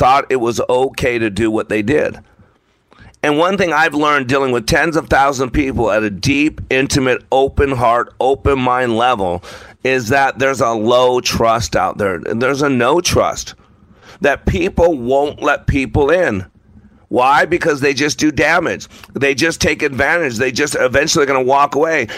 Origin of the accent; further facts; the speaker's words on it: Las Vegas, Nevada, United States; I grew up in Las Vegas